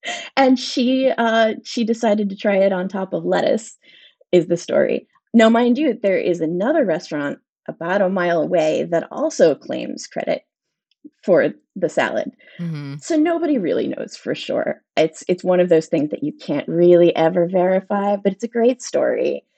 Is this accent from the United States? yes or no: yes; Springdale, Pennsylvania, United States; accent: Pittsburgh; moved away as an adult; also born or lived in New York City; I'm from Springdale